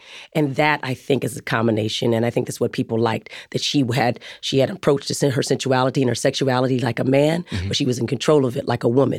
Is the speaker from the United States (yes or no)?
yes; Arizona, United States; But I'm a person from Arizona. I grew up in the wild, so it didn't seem so weird to me